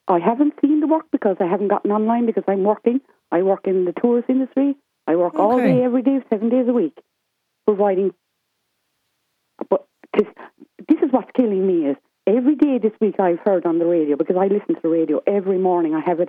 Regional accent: West Cork, Munster, Ireland; I come from West Cork myself.

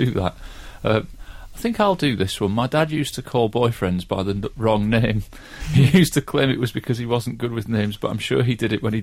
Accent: England, United Kingdom; my mum's Scottish and I grew up in England.

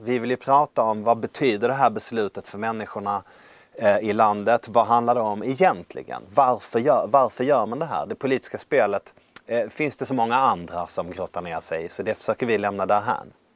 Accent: Värmland, Sweden; jag vill bli chef över kost och städenheten i min hemkommun. Det här var i Värmland

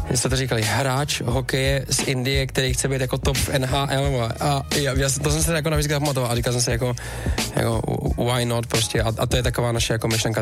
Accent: Czechia; jsem Čech

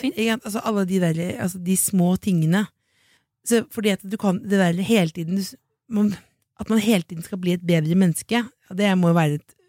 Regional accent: Jessheim, Akershus, Norway; moved away; hjemme på Jessheim

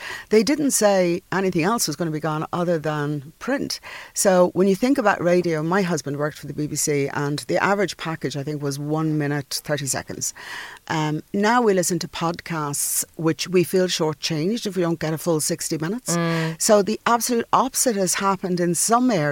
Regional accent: Dublin, Leinster, Ireland; I come from North Dublin

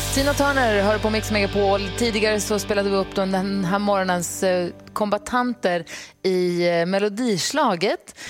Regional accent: Luleå, Norrbotten County, Sweden; moved away as an adult; now in Stockholm, Sweden; jag är ju uppvuxen i Luleå

